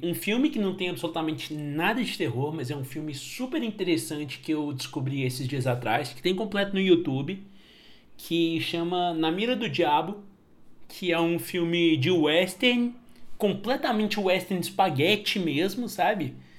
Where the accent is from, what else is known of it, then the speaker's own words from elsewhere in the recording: Patos de Minas, Minas Gerais, Brazil; na minha cidade natal, em Patos de Minas